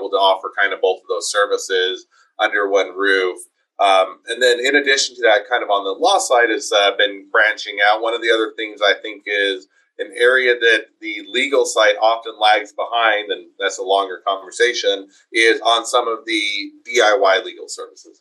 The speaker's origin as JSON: {"language": "English", "region": "Utah", "country": "United States", "also_born_or_lived": "Taiwan / Cleveland, Ohio / Ogden, Utah", "said": "I was originally from Utah. I'm back in Utah most of my life, with the exception of lived in Taiwan for a couple of years and went to school in Cleveland for graduate school"}